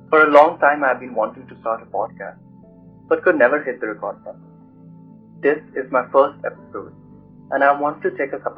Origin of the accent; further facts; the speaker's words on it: New Delhi, Delhi, India; now in New York City, United States; I was born and raised in Motinagar, New Delhi, India. I currently live in New York City.